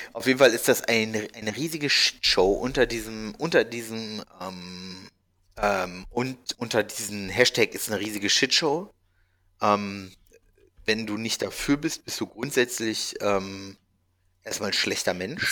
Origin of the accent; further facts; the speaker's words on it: Hanover, Lower Saxony, Germany; moved away; Bei uns in Hannover